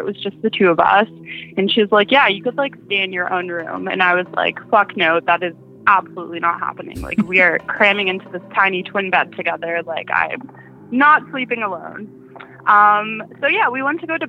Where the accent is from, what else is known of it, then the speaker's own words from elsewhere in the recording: Ottawa, Ontario, Canada; accent: Canadian; I am from Ottawa, Ontario